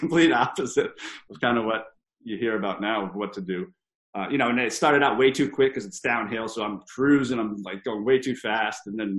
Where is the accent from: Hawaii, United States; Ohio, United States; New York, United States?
Hawaii, United States; But I said, hey, I'm from Big Island. There's no 50-mile races.